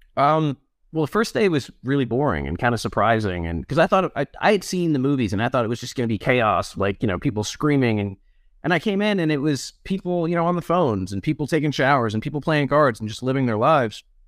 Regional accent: Charlottesville, Virginia, United States; I was born in Charlottesville, Virginia, which is where I live again now. Um, raised here, went to school here

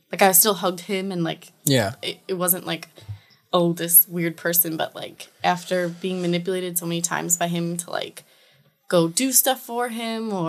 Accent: Chicago, Illinois, United States; We're both from Chicago

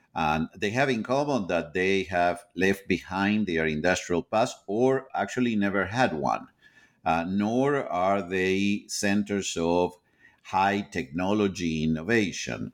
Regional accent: Argentina; moved away as an adult; now in United States; I am originally from Argentina.

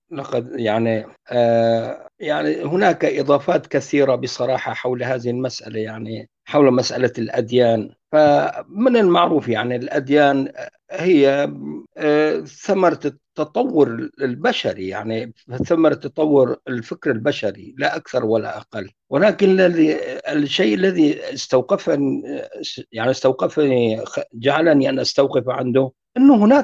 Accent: Syria; انا انطلق من نفسي يعني كوني كردي من اكراد سوريا

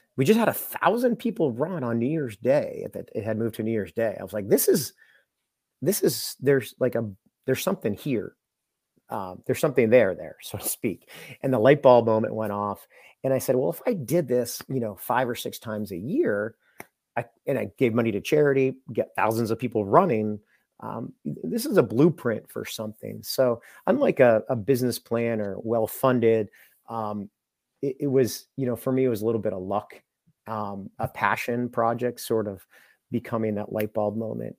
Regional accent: Londonderry, New Hampshire, United States; I grew up in Londonderry, New Hampshire

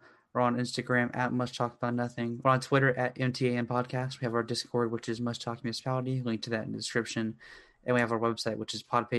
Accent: the South, United States; Yes, I'm from the South because I'm saying y'all deal with it.

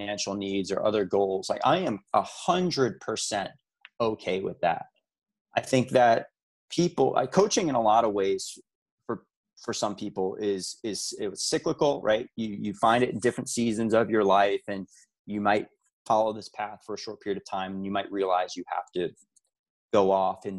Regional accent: New York, United States; it's kind of part of my fiber as a New Yorker

